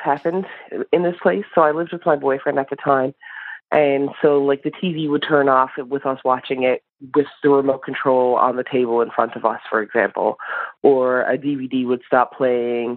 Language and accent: English; Newfoundland and Labrador, Canada; also born or lived in St. John's, Newfoundland; now in Nunavut, Canada; I am calling from Nunavut, but I am from Newfoundland